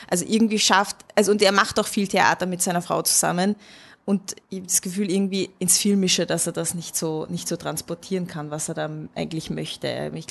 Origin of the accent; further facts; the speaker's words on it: Hungary; als Ungarin muss ich natürlich hinter meinem Brudi stehen